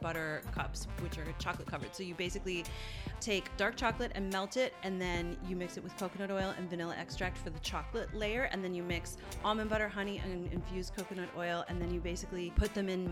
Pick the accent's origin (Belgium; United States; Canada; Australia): Canada; Newfoundland and Labrador; I grew up in Newfoundland, like in the far east coast of Canada